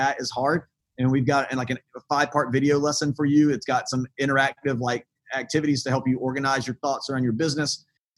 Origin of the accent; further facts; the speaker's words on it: the South, United States; I grew up in the South